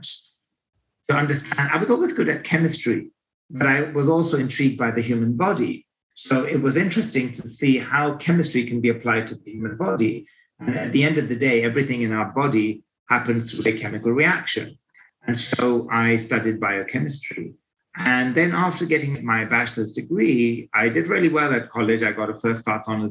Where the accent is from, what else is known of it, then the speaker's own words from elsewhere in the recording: London, United Kingdom; So I'm from Great Britain and lived in London all my life. Grew up there